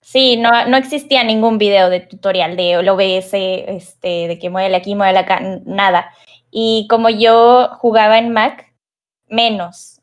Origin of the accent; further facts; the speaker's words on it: Monterrey, Nuevo León, Mexico; soy de Monterrey, Nuevo León, a lo mejor notan el acento